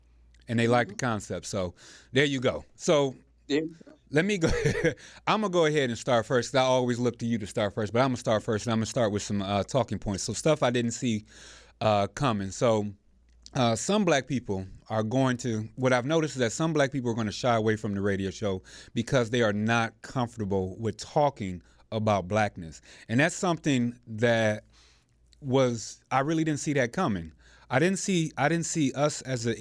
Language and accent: English; United States; I am still American, born American, and want to be American